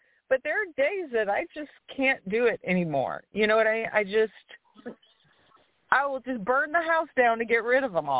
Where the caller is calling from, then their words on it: Louisiana, United States; from Louisiana.